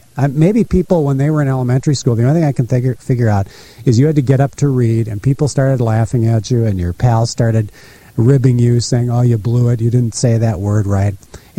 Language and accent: English; Fairmont, Minnesota, United States; now in Des Moines, United States; I grew up in Fairmont, Minnesota, which is a town of lakes. They have 5 lakes right in the center of town.